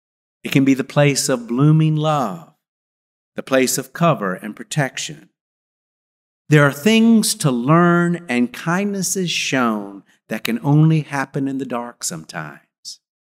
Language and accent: English; Montgomery, Alabama, United States; When I came home from Davis Elementary School in Montgomery, Alabama